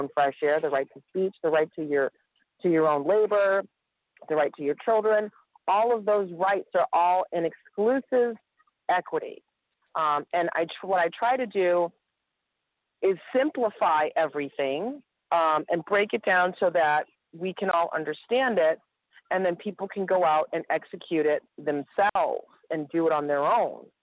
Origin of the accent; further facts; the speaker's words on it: Massachusetts, United States; I'm from Massachusetts, and I'm in Texas